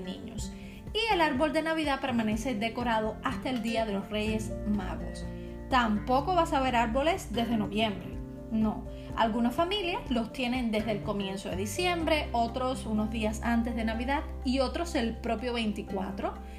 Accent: Cuba; now in Czech Republic; para los cubanos

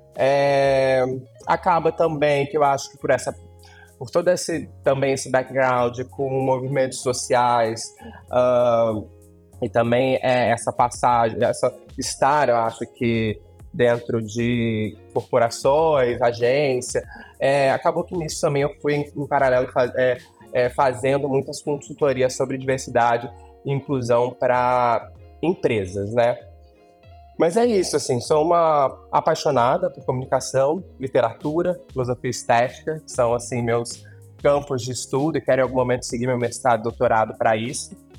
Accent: interior of Rio de Janeiro state, Brazil; moved away as an adult; now in São Paulo, Brazil; hoje eu sou radicada e paulistana, né, de coração, amo essa cidade, mas na verdade é, eu sou mesmo é carioca. É, não é carioca não, nasci no interior do Rio, e mas morei no Rio muito tempo

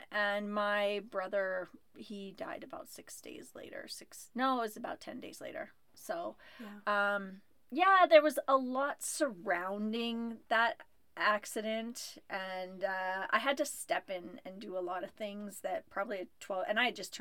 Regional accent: Huntington Beach, California, United States; moved away as an adult; I was born in Southern California. I grew up in Huntington Beach, California

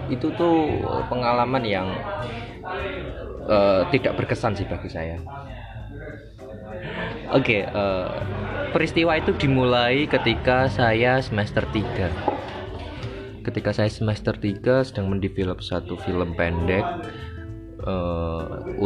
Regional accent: Java, Indonesia; accent: medok; now in Jakarta, Indonesia; mohon maaf sekali lagi kalau suaranya medok karena saya asli Jawa dan dipaksa oleh alam untuk ke Jakarta Jakartanan.

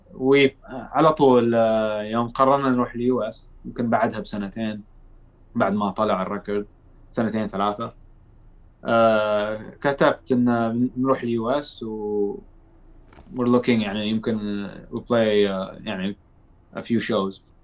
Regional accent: Saudi Arabia; احنا من السعودية

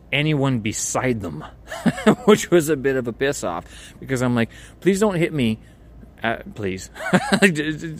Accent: Canada; now in Beijing, China; Being Canadian

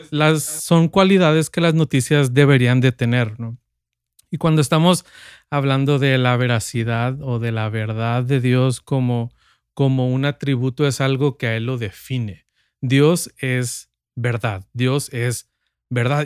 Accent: Sinaloa, Mexico; yo nací en Sinaloa y vivimos en un, mis padres viven en un pueblo, ciudad, un pueblo que quiere ser ciudad

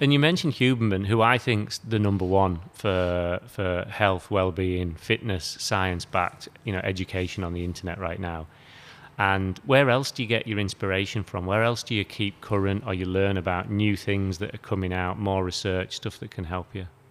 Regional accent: United Kingdom; now in Australia; I come from the UK

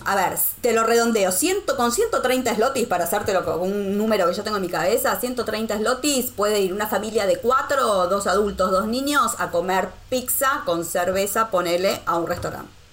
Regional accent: Argentina; moved away as an adult; also born or lived in Costa Rica / Rome, Italy; now in Wrocław, Poland; yo salí de Argentina en el 2012

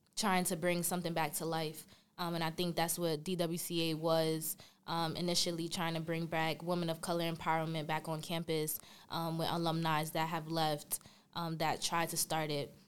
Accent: New York City, New York, United States; I'm from Brooklyn, New York

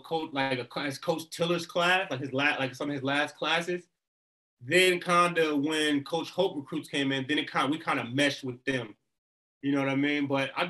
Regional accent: Cleveland, Ohio, United States; well, I'm from Cleveland

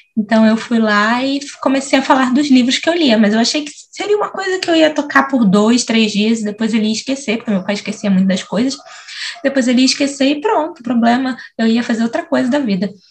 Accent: São Gonçalo, Rio de Janeiro, Brazil; E eu nasci em São Gonçalo, cresci em São Gonçalo, que é do outro lado da ponte

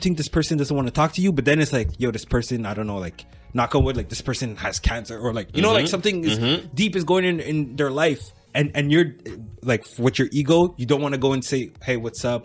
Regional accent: LaSalle, Quebec, Canada; I grew up in LaSalle. And now we're not in LaSalle anymore

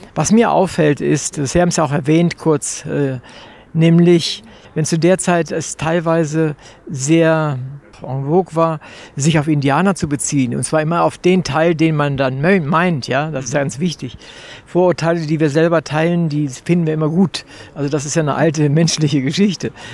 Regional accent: Wolfenbüttel, Lower Saxony, Germany; ich komme aus Wolfenbüttel, das ist nicht so sehr weit von der ehemaligen deutsch-deutschen Grenze

